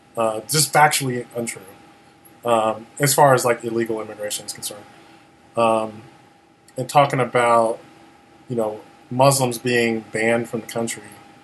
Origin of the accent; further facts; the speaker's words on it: Chicago, Illinois, United States; moved away; I'm originally from Chicago